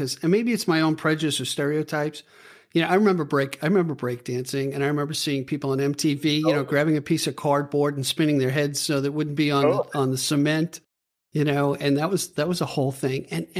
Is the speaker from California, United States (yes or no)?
no; Long Island, New York, United States; I'm from Long Island, so, you know, it's all suburbia, and, you know, you kind of think of it's a big town